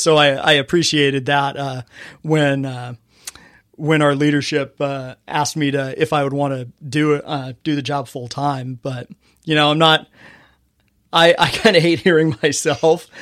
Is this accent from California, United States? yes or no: yes; Fontana, California, United States; I grew up in Fontana, California.